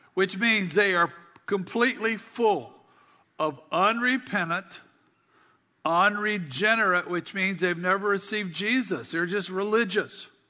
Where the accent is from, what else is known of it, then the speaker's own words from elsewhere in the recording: South Carolina, United States; we had a small farm growing up in South Carolina